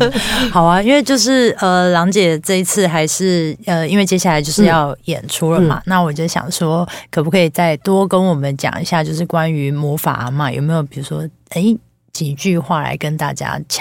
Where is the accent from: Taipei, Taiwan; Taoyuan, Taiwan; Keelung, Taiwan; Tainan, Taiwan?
Keelung, Taiwan; also born or lived in Taichung; 因为我是基隆人